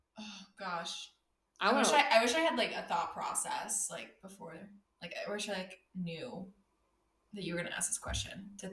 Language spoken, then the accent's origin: English; Florida, United States; I'm from Florida.